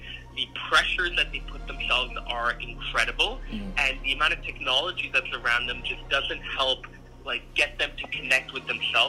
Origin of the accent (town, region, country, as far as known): Calgary, Alberta, Canada; born or raised there; also born or lived in Singapore